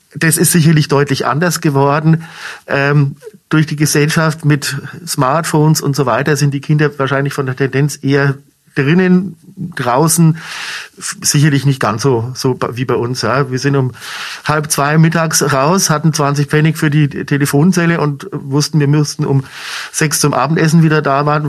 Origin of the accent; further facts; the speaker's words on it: Munich, Bavaria, Germany; moved away as an adult; also born or lived in Franconia; now in Schweinfurt, Germany; bin gebürtiger Münchner, von daher trotzdem Bayer auch hier in Franken expatriiert